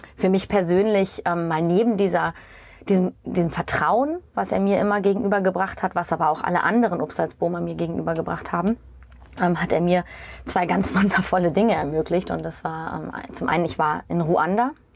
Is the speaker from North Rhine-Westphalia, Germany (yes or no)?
no; East Frisia, Lower Saxony, Germany; also born or lived in Essen / Norderney / Düsseldorf; ich als Ostfriesin